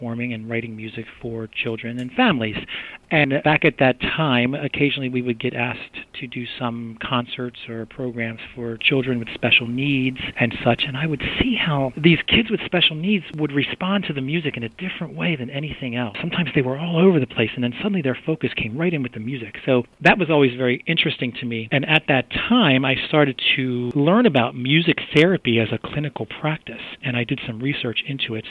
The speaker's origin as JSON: {"language": "English", "town": "Baltimore", "region": "Maryland", "country": "United States", "tie": "born or raised there", "said": "I grew up born and bred in Baltimore"}